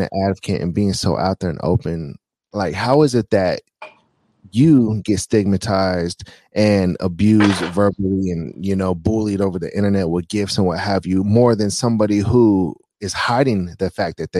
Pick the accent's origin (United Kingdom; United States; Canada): United States; California; I'm from California